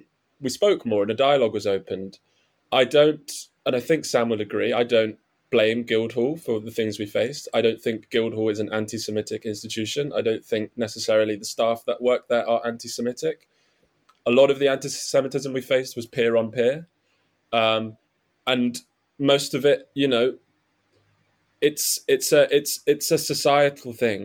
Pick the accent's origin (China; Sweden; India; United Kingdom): United Kingdom; Nottingham, East Midlands; I grew up in Nottingham, where the Jewish community is very small